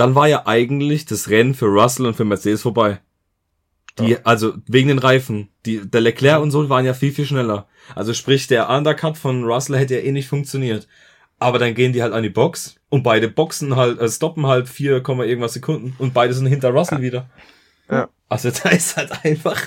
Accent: Germany; bei uns in Deutschland

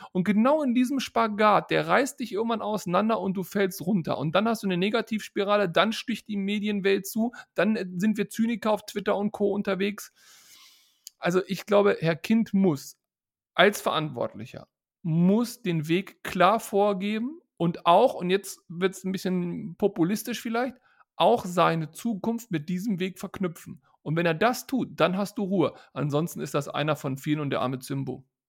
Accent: Hanover, Lower Saxony, Germany; moved away; also born or lived in North Rhine-Westphalia; Ich bin in Hannover geboren

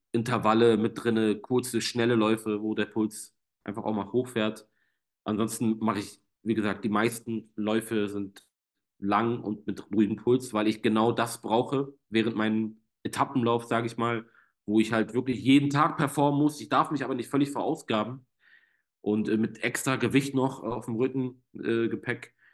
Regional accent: Germany; trotzdem bin ich in Deutschland aufgewachsen, ja, also komplett Armut haben wir hier nicht gehabt.

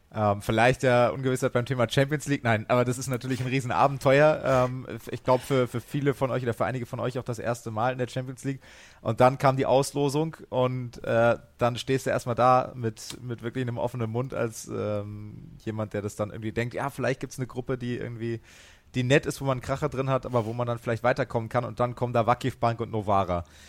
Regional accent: Hesse, Germany; ich als Hesse

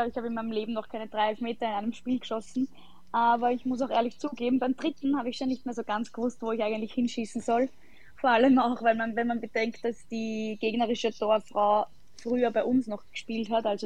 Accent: Sollenau, Lower Austria, Austria; habe damals in meinem Heimatort äh, SC Sollenau begonnen

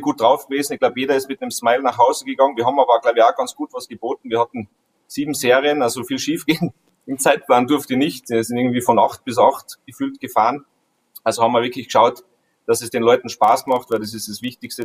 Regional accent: Austria; bei uns in Österreich

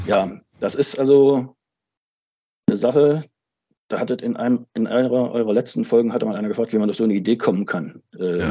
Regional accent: Altenburg, Thuringia, Germany; moved away as an adult; also born or lived in Wismar; now in Schwerin, Germany; bin geboren und aufgewachsen in Altenburg in Thüringen und äh, lebe seit Ende der 80er Jahre in Mecklenburg, zunächst in Wismar, seit Anfang der 2000er Jahre dann in Schwerin.

